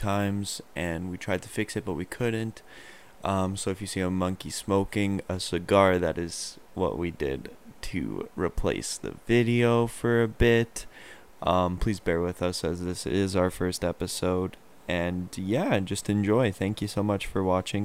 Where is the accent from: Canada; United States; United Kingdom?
Canada; we're Canadian, so we don't wear shoes in the house